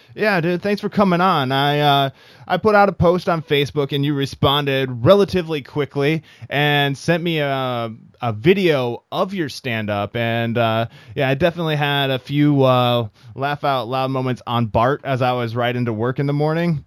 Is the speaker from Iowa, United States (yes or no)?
yes; Iowa, United States; also born or lived in San Francisco Bay Area; now in San Francisco, United States; So I'm originally from the Midwest myself as well. I'm from Iowa